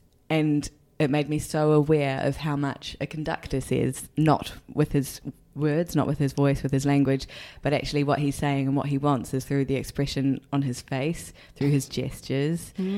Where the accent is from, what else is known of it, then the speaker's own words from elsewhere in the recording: New Zealand; accent: New Zealand; first language English; I'm so grateful that English was my first language, even if I do speak it with a very thick New Zealand accent.